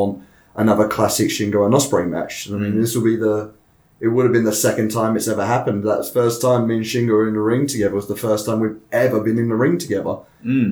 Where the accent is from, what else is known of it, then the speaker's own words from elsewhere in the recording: England, United Kingdom; moved away as an adult; now in Japan; I'm from England